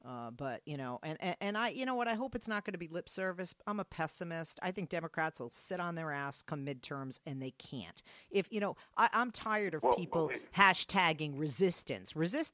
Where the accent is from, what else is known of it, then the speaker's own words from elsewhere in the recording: Massachusetts, United States; moved away; driving through my home state of Massachusetts.